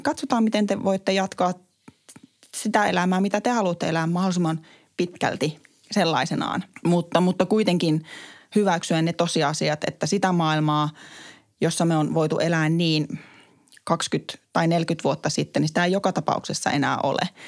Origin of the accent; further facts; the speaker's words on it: Kuopio, North Savo, Finland; moved away; kun mä kävin kotikaupungissani Kuopiossa